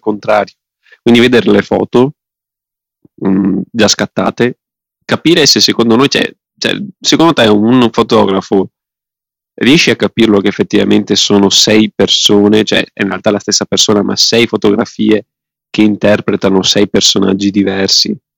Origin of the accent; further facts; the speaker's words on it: Veneto, Italy; sono veneto